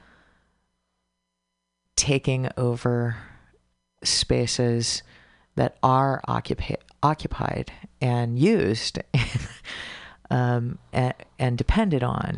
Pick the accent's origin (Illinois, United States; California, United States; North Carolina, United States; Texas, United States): Texas, United States; moved away; I'm originally from Texas